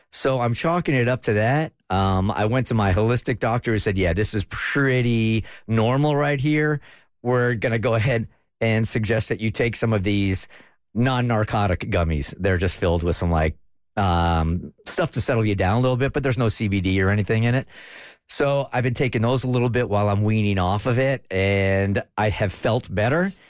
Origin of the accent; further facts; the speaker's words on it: New York, United States; people make fun of me because I'm a New Yorker